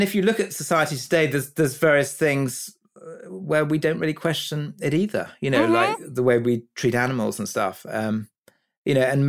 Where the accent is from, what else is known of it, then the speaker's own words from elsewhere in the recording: Kuwait; also born or lived in Egypt; I was brought up in the Middle East. I was born in Kuwait, actually, and my parents lived there, and we spent a lot of time in Egypt.